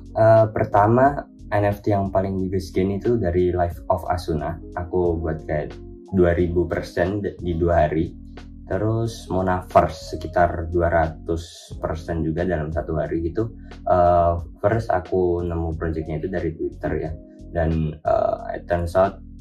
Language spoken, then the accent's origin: Indonesian; Kediri, East Java, Indonesia; aku berasal dari Kediri, Jawa Timur, completely dari kota kecil banget ya.